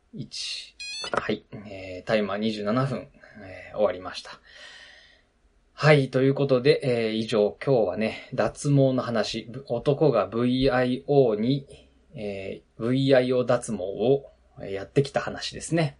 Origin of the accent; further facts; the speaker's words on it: Nagano, Japan; moved away; ウィンタースポーツの盛んなところで僕育ったので